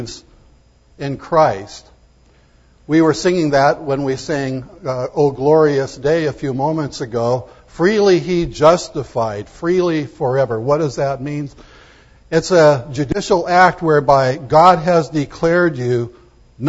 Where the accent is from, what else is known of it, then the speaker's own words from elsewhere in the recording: United States; I'm proud to be an American